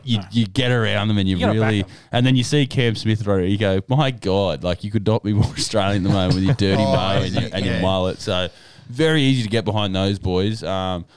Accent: Ireland; As a proud Irishman here

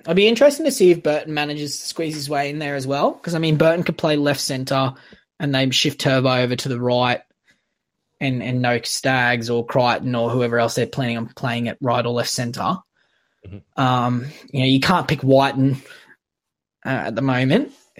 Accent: Queensland, Australia; as a Queenslander

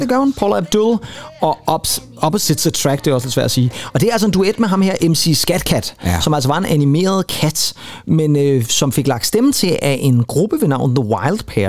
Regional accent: Rønnebæk, Zealand, Denmark; jeg er lige præcis ikke i besøg i min fødeby

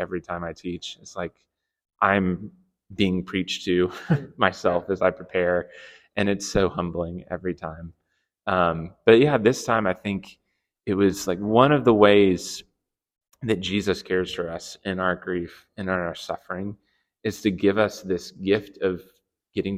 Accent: South Carolina, United States; I grew up in South Carolina, and the waves there are like 3 feet tall at best

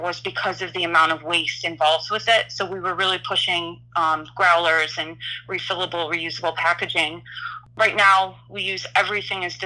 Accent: Illinois, United States; now in Philadelphia, United States; I'm originally from Illinois

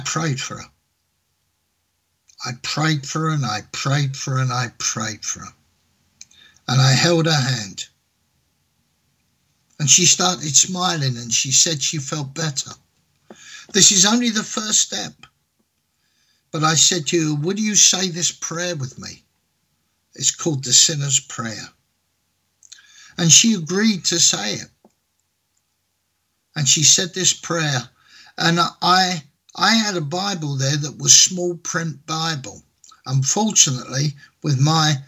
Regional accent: England, United Kingdom; in England, my home country

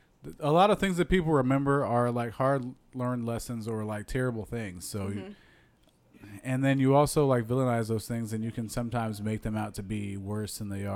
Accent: Iowa, United States; I'm from Iowa

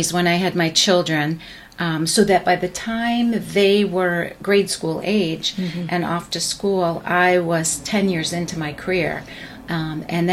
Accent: Long Island, New York, United States; grew up on Long Island

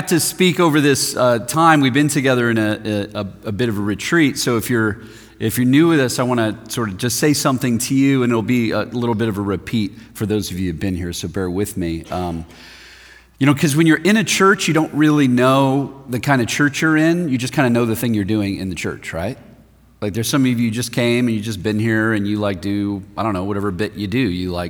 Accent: Denver, Colorado, United States; I'm from Denver, Colorado, which is a sister city, I think, of Portland.

